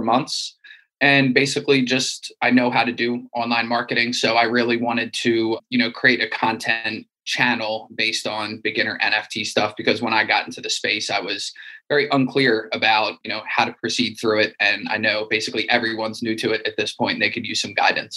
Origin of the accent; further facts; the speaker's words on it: Wilmington, Delaware, United States; I'm from Wilmington, Delaware, in the United States